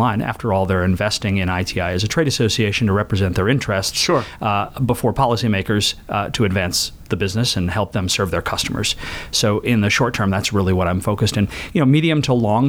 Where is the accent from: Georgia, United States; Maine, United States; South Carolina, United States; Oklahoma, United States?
Maine, United States; moved away as an adult; now in Washington, D.C., United States; I grew up in Maine, and I'm a lawyer by training